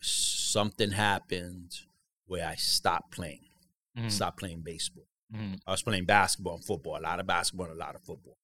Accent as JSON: {"language": "English", "town": "New York City", "region": "New York", "country": "United States", "tie": "born or raised there", "said": "Yeah, in Harlem. Harlem. Childhood."}